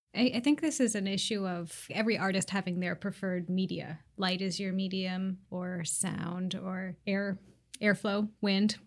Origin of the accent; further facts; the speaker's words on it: Seattle, Washington, United States; I live in the Old Ballard neighborhood and I grew up here in Seattle.